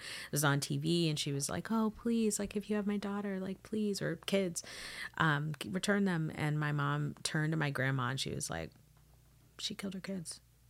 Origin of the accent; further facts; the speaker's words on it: Florida, United States; growing up in Florida, there was a season where there was a strange time